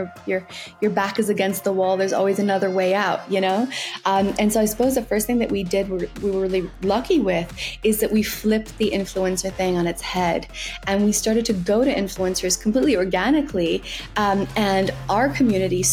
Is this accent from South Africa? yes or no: yes; South Africa; now in London, United Kingdom; So I'm South African